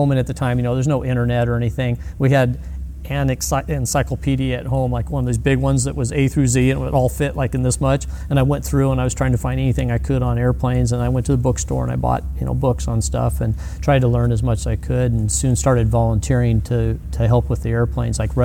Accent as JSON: {"language": "English", "town": "Glendora", "region": "California", "country": "United States", "tie": "born or raised there", "said": "I grew up in Glendora, California"}